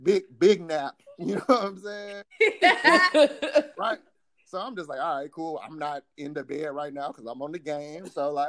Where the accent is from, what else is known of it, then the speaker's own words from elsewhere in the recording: Mississippi Gulf Coast, United States; moved away; I'm from the SIP, right? I grew up on the Gulf Coast, an hour away from New Orleans